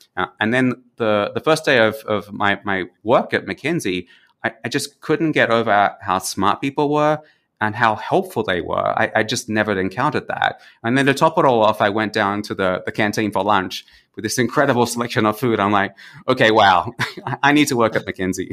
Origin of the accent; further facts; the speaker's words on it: Australia; moved away as an adult; also born or lived in Germany / Mexico; now in San Jose, Costa Rica; growing up in Australia, we always are a little bit geographically isolated from the rest of the world